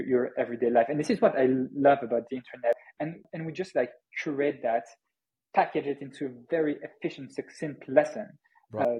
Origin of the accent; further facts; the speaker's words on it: France; accent: French; English is a second language; also born or lived in Paris, France; I'm building this company from Paris, France, hence my French accent